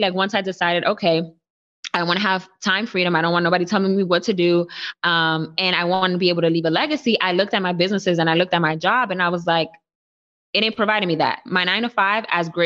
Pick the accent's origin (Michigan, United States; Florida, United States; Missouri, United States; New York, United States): New York, United States; New York City; I was born and raised in the Bronx.